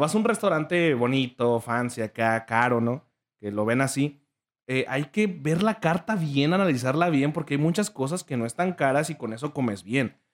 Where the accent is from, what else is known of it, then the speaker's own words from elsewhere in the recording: Michoacán, Mexico; moved away; cuando voy con mis papás a Michoacán, a, mi pueblo